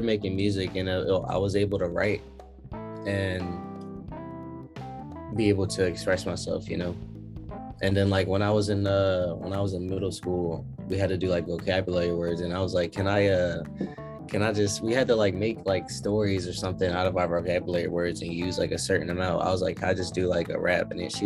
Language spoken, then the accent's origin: English; Philadelphia, Pennsylvania, United States; now in Atlanta, United States; I'm from Philly